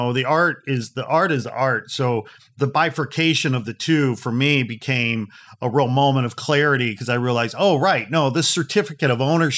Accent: Midwest, United States; moved away; I'm from the Midwest

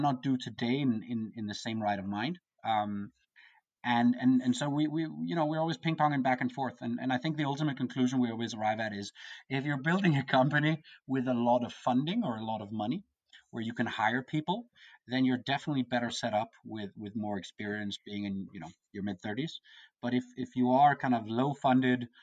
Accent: Copenhagen, Capital Region of Denmark, Denmark; I come from Copenhagen, Denmark.

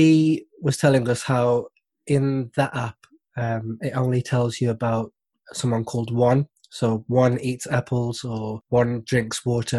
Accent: Wolverhampton, West Midlands, United Kingdom; I was born in Wolverhampton. Apologies for the accent

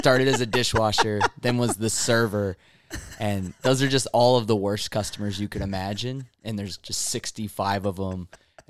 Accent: Anaheim, California, United States; I'm from Orange County. I'm born in Anaheim.

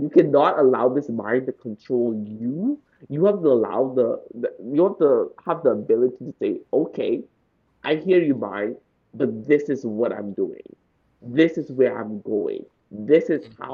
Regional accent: Bahamas; I grew up in the Bahamas.

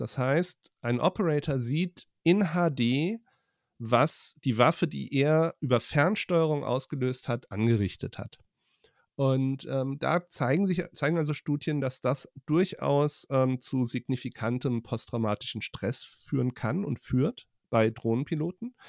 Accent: Hesse, Germany; also born or lived in Frankfurt / Leipzig; als ähm, Hesse

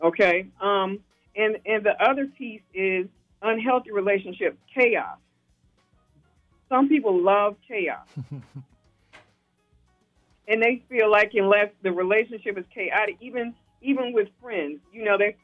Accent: Alabama, United States; I'm from Alabama

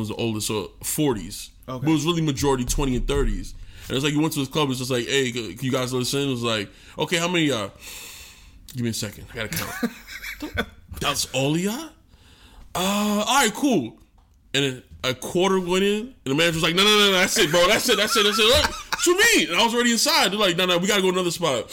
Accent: New York, United States; moved away; As a New Yorker

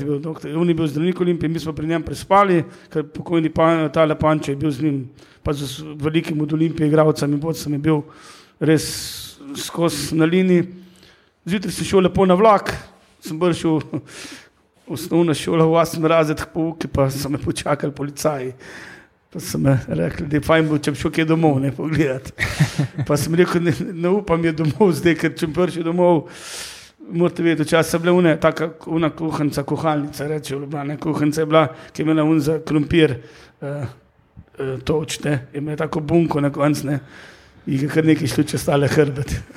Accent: Hrastnik, Slovenia; sem iz Hrasnika, tega ni bilo nekih prevozov

